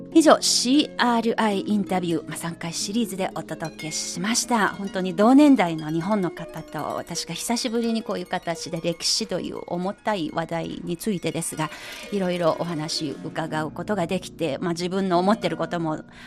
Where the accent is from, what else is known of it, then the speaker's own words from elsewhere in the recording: China; 私は中国人ですが